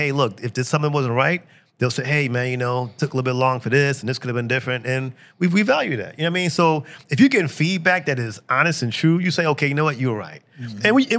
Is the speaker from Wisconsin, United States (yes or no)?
no; Robbins, Illinois, United States; born or raised there; moved away as an adult; also born or lived in Harvey, Illinois / Chicago, Illinois